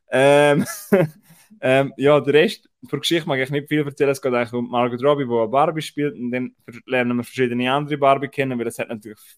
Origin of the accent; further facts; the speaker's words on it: Austria; dass ich nicht gewusst habe, bei uns in Österreich über Grenzen, äh, Cineplex äh, Hohenems zeigt Film in OFA